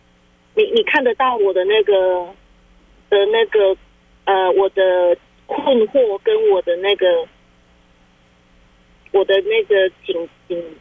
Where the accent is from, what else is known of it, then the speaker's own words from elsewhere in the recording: Taiwan; 台湾的，我们台湾人做的。